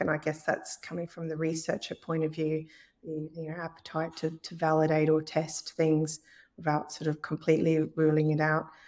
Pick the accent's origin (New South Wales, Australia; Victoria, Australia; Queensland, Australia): Queensland, Australia; Brisbane; accent: Australian; moved away as an adult; now in Northern Ireland, United Kingdom; in Brisbane, in, in my hometown